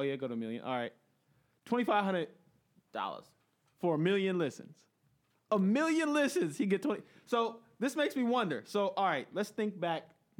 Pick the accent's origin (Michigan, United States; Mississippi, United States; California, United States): California, United States; Inglewood; I'm from Inglewood.